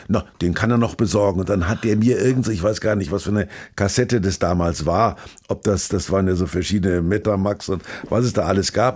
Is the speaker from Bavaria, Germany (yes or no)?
yes; Kulmbach, Bavaria, Germany; moved away; ich war ich in Kulmach in meiner alten Heimat